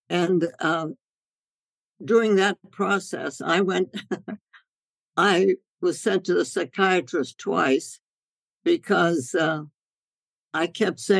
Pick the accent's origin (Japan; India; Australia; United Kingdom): India; when I grew up in India and and we my parents took their medical work out into the jungles of North India, the villages, and I thought life was supposed to be that way